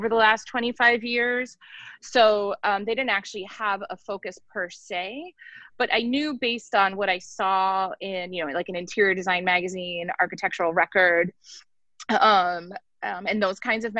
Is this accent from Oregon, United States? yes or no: no; near Philadelphia / south of Allentown, Pennsylvania, United States; moved away as an adult; now in Baltimore, United States; I grew up near Philly, so Philly wasn't far enough away for me, quite frankly. And neither was New York, because Allentown's pretty close to New York as well.